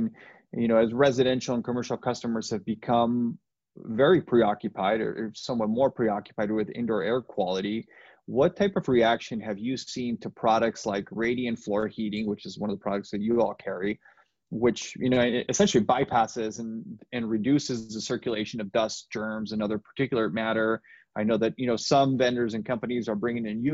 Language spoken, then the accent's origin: English; Nogales, Arizona, United States; I'm from Nogales